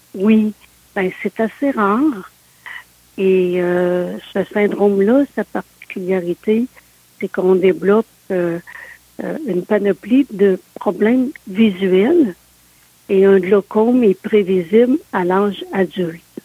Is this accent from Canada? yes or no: yes; Sainte-Anne-de-Beaupré, Quebec, Canada; je suis née euh, à Saint-Anne-de-Beaupré